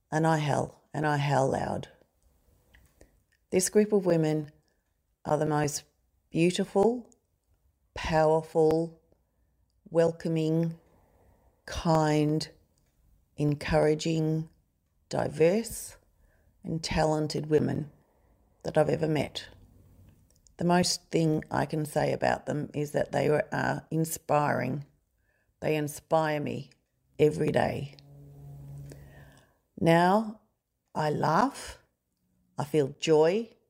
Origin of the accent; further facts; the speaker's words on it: Belfast, Northern Ireland, United Kingdom; moved away; I was born in Belfast, a place at the time that was full of hatred, fighting, people pitted against each other because of their religion and other reasons as well. We left that town on a ship and we sailed for 6 weeks on a rough sea.